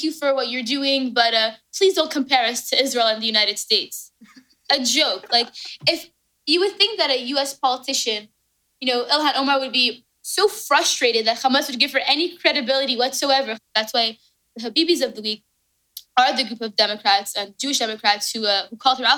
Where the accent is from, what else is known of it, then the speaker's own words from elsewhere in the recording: Canada; I'm Canadian.